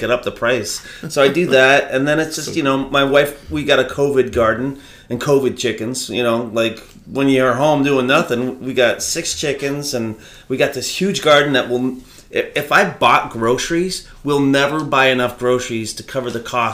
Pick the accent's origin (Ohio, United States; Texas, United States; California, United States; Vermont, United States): Vermont, United States; Berlin; I'm a Vermont boy. I grew up in war and I was born in Berlin, Vermont.